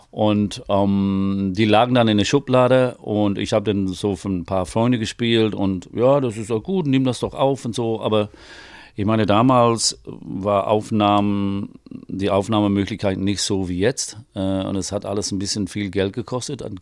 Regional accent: England, United Kingdom; ich meine, ich, ne, als Engländer, ich weiß, deine englischen Texte sind gut

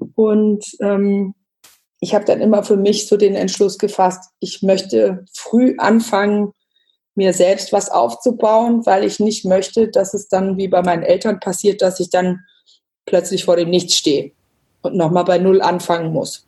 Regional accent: Bad Homburg, Hesse, Germany; moved away as an adult; now in Bayreuth, Germany; komme gebürtig aus Bad Homburg bei Frankfurt, lebe mittlerweile seit fast zehn Jahren in Bayreuth im Nordosten von Bayern

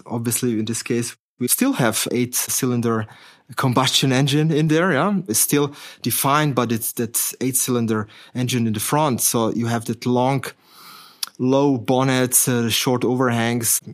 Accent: Slovenia; moved away; I'm coming from Slovenia originally, yeah? So at that time, that country was called Yugoslavia.

